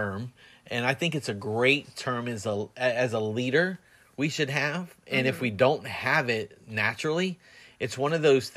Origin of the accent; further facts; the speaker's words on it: United States; As an American